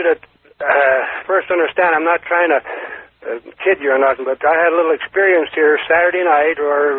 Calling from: Carson City, Nevada, United States; from Carson City.

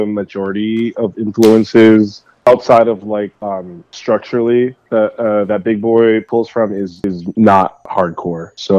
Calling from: San Jose, California, United States; I'm in beautiful San Jose, California, the best city in the United States, man.

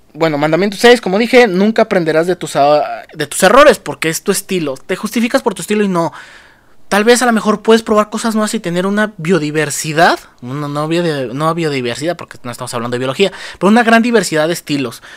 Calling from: Mexico; saludos desde México

